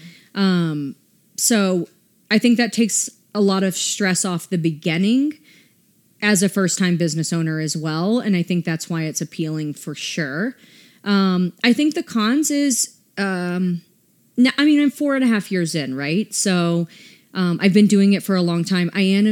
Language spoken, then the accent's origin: English; the South, United States; And I mean, I'm from the South. How I dress when I live in Atlanta is much different than how I dress here.